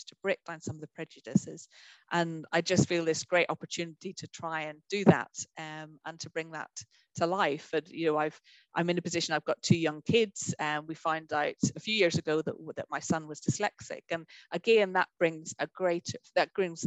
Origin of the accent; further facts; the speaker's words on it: Northern Ireland, United Kingdom; I grew up in Northern Ireland.